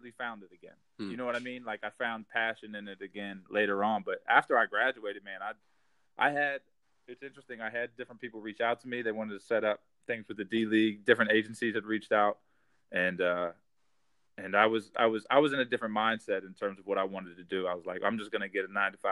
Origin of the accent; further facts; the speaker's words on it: Central Pennsylvania, United States; also born or lived in Harrisburg, Pennsylvania; now in Philadelphia, United States; I grew up in Central Pennsylvania